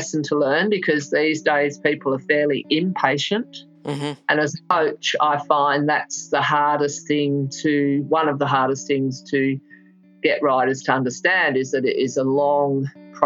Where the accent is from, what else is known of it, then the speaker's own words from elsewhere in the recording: England, United Kingdom; also born or lived in Melbourne, Victoria, Australia; I was living in England from when I was a small child. I was born in Melbourne, but we went to England when I was 7